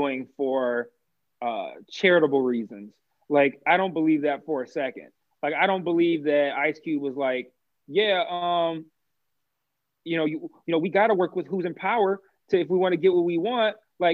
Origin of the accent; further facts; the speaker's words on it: United States; even though I'm American